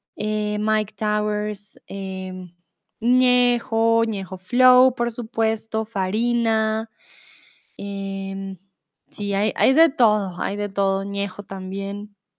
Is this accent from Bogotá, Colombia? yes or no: yes; Bogotá, Colombia; also born or lived in Mexico; now in Germany; soy de Colombia, de Bogotá, y em, comúnmente vivo en Alemania, ahora estoy en México